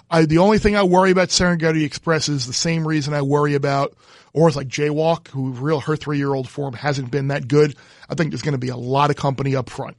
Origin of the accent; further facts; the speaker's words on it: Long Island, New York, United States; growing up on Long Island